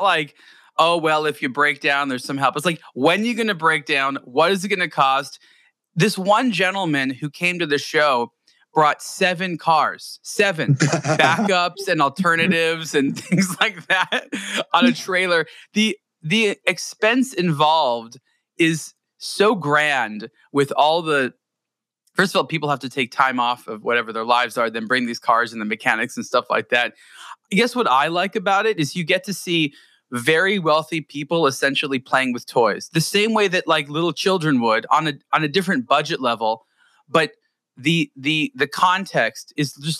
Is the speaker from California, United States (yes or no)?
yes; Southern California, United States; I growing up in Southern California